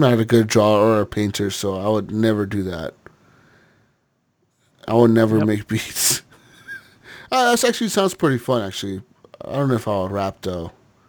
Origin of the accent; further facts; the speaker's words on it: West Coast, United States; We're from West Coast over here.